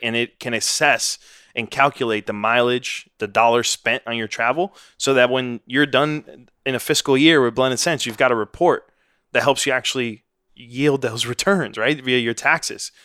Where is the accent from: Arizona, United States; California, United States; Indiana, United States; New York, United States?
New York, United States; New York City; moved away as an adult; now in Austin, United States; I grew up in Washington Heights, New York, son of immigrants